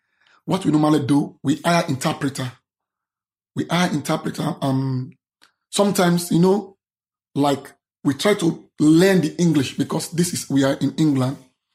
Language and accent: English; Sierra Leone; English is a second language; moved away as an adult; I'm an advocate from Sierra Leone, advocate for LGBT and people's disability.